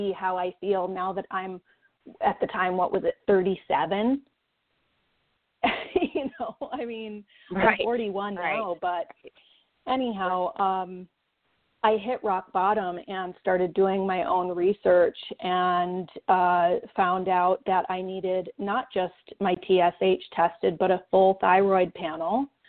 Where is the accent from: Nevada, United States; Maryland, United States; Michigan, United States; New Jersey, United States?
Michigan, United States; Saginaw; now in Western Montana, United States; I'm from Saginaw, Michigan. I'm a Michigan girl.